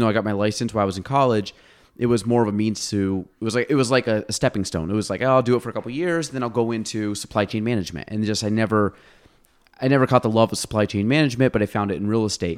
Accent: Chazy, New York, United States; I was from Chazy

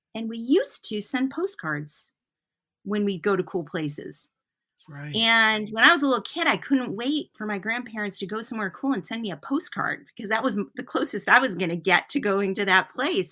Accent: Flint, Michigan, United States; now in Newport, Vermont, United States; I grew up in Flint, Michigan

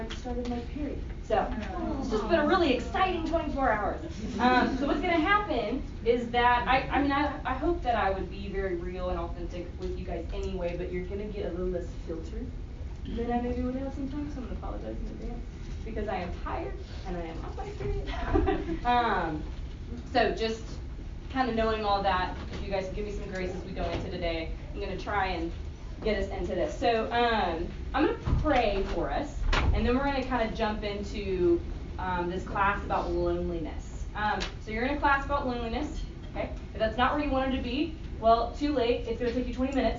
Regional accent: Tennessee, United States; moved away as an adult; now in St. Louis, United States; I grew up in the South in Tennessee for most of my life

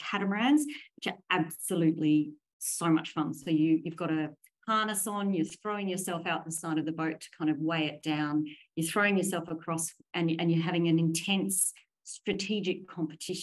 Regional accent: Williamstown, Victoria, Australia; moved away; I was sixth generation Australian, and all of those generations lived in Williamstown. So I'm the first to escape Williamstown

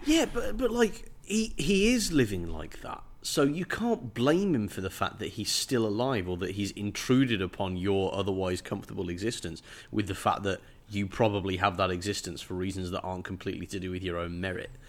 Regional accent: England, United Kingdom; as an English person

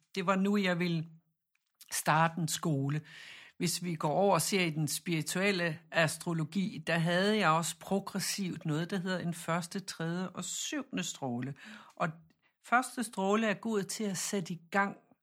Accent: Jutland, Denmark; vi siger Chiron, fordi jeg er fra Jylland

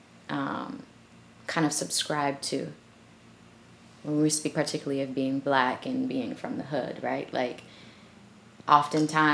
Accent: Boston, Massachusetts, United States; also born or lived in Philadelphia; we moved to Boston when I was a baby still. So essentially, I was raised in Boston.

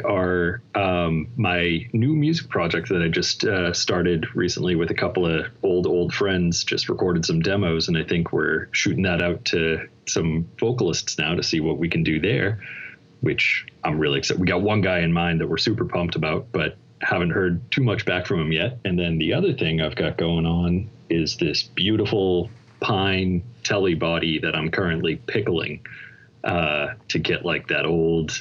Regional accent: Boston, Massachusetts, United States; I'm from Boston, the Northeast area

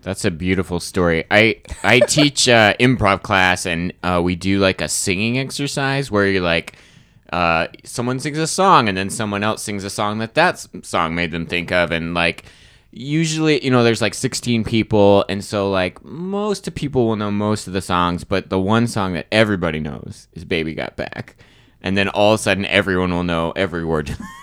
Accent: Arizona, United States; I'm from Arizona. My, my family, uh, I grew up in Arizona

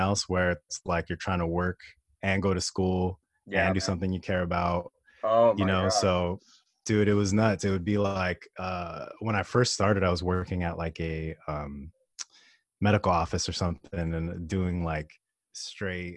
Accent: Los Angeles, California, United States; also born or lived in Fontana, California / Pomona, California; I'm from Los Angeles

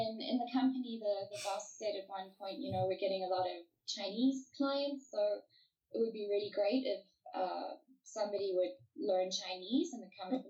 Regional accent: South Africa; also born or lived in France / Central Africa; I was actually born in France, I was born in Paris. My dad was a diplomat, so we were kind of shunted around the world for a while, playing spy games. So after France, we lived in Central Africa for, I think, just under 2 years.

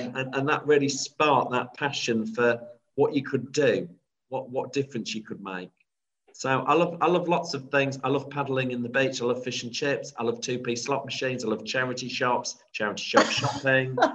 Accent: Grimsby, Yorkshire and the Humber, United Kingdom; growing up in Grimsby

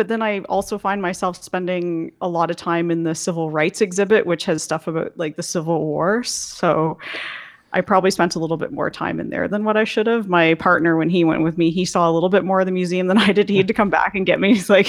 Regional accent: Goderich, Ontario, Canada; My hometown of Goderich is directly across the lake from Michigan

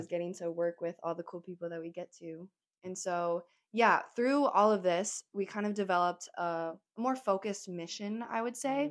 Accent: Midwest, United States; growing up in the Midwest

